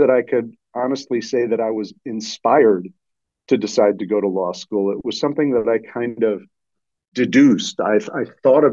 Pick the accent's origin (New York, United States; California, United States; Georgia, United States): New York, United States; Port Washington; I grew up in the town that I live in now, Port Washington, in the North Shore of Long Island, New York metro area